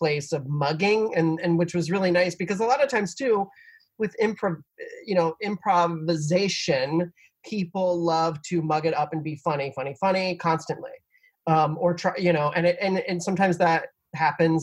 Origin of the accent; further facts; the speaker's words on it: Cincinnati, Ohio, United States; moved away; also born or lived in Myrtle Beach; I grew up in Cincinnati in the suburbs.